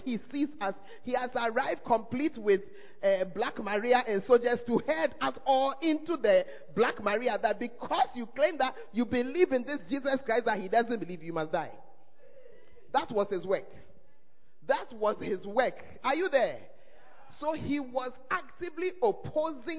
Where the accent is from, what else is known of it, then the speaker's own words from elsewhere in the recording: Ghana; one of the blessings of being an African or of being a Ghanaian is that we believe in God.